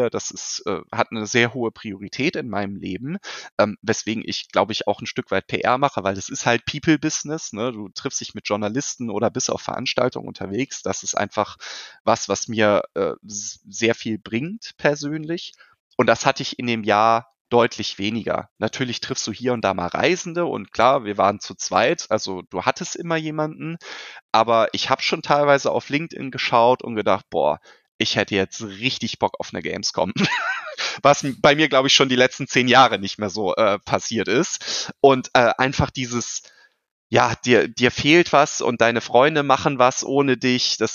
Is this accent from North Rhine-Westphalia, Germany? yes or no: yes; Cologne, North Rhine-Westphalia, Germany; ich als ne, Kölsche Jung, ähm, natürlich auch sehr ambitioniert, das Thema Gaming und E-Sports weiter hier in unsere wunderbare Rheinstadt zu bringen